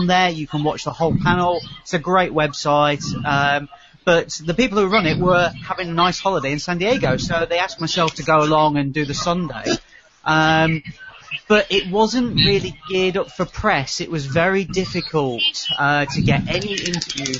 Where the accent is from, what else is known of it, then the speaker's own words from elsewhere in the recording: United Kingdom; Over here in the UK